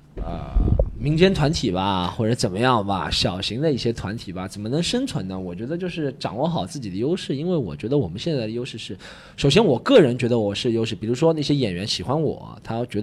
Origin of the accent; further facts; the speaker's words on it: Shanghai, China; 就是把我们上海人都讲成那样子了的。